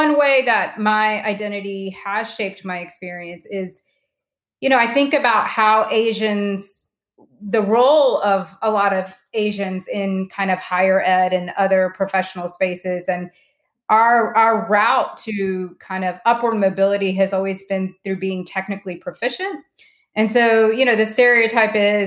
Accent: small town North Carolina, United States; We grew up in small town North Carolina

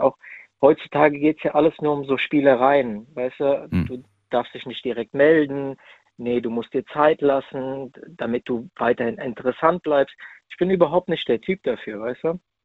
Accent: near Frankfurt, Hesse, Germany; ich bin aus der Nähe Frankfurt

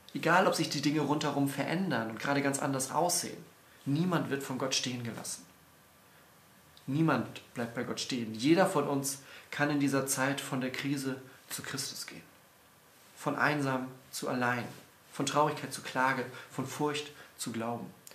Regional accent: Northern Germany, Germany; als Norddeutscher

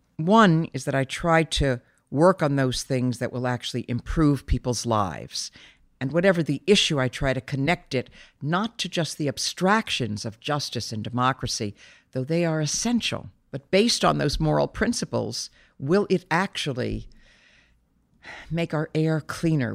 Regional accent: New York City, New York, United States; I grew up in a very loving family in New York. I grew up in Brooklyn.

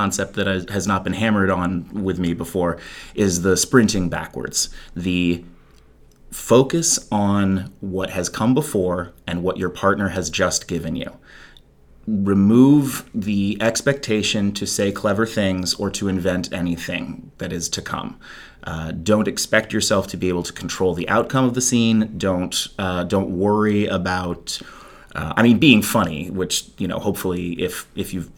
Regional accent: Chapel Hill, North Carolina, United States; moved away as an adult; also born or lived in Chicago; I hail from here. I grew up in Chapel Hill

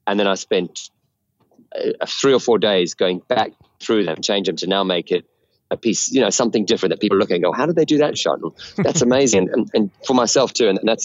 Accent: South Africa; growing up in South Africa, we had, you know, the A-Team and Airwolf and Dukes of Hazzard

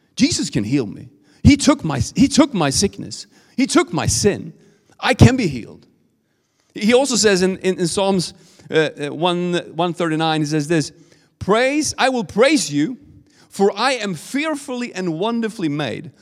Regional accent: Sweden; accent: Swedish; English is a second language; my Swedish accent

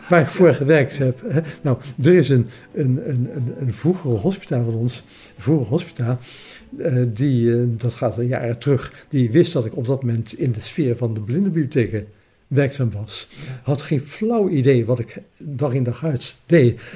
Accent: Alphen aan den Rijn, South Holland, Netherlands; now in Zoeterwoude, Netherlands; tien jaar in Alphen aan Rijn heb gewoond.

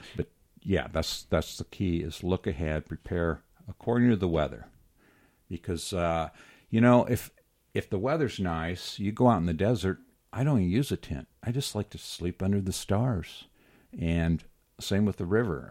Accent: Moab, Utah, United States; I've been born and raised in Moab.

